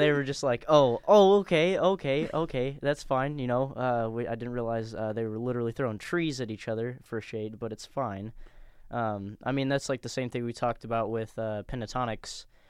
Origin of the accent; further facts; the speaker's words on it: Danville, United States; we're all from Danville